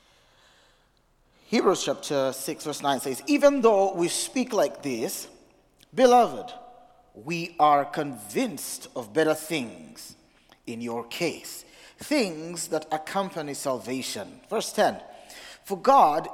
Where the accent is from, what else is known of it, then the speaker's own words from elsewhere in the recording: Uganda; also born or lived in Massachusetts; now in Providence, United States; I come from originally from Uganda, not Massachusetts. I live in Massachusetts right now.